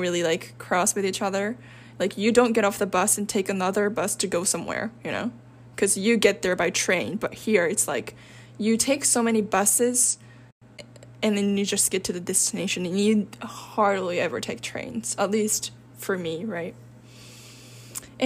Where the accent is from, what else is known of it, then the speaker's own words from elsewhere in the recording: Osaka, Japan; I'm from Osaka